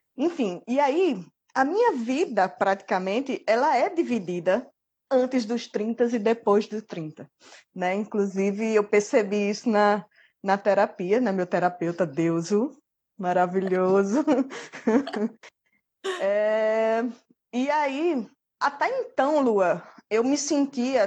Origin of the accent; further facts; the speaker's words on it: Mossoró, Rio Grande do Norte, Brazil; also born or lived in Ilhéus, Bahia; now in Macau, Brazil; Na verdade, eu nasci na Bahia. Eu sou baiana, de Ilhéus. Mas aí eu vim para cá com cinco anos de idade e sou filha adotiva de Mossoró